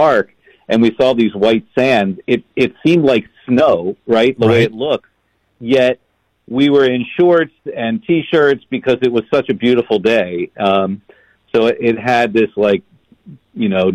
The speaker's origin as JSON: {"language": "English", "town": "Baltimore", "region": "Maryland", "country": "United States", "tie": "born or raised there", "said": "I grew up in Baltimore"}